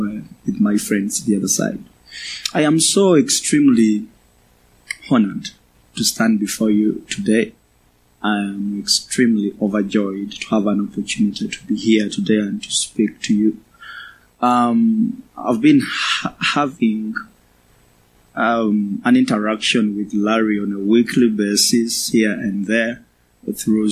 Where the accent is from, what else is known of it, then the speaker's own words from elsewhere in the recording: Uganda; I come from Uganda, in the eastern part of Africa.